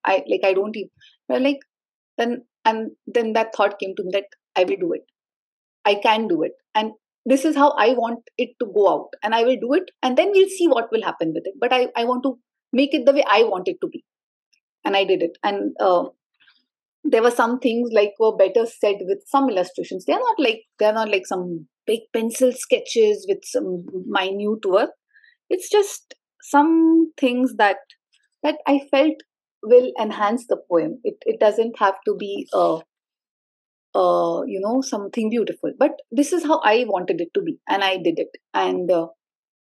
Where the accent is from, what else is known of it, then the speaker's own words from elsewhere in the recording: Mumbai, Maharashtra, India; moved away; All my life growing up, I have never identified myself as a Sindhi, the place where my ancestors are from. Because I was born in Bombay, I always was cool Bombaykar, Mumbaikar